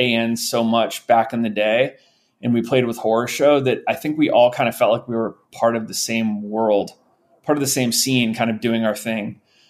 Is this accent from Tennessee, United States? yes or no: no; St. Louis, Missouri, United States; also born or lived in New York; I was born in New York. We lived in New York until I was around five. And we moved to St. Louis, Missouri when I was five.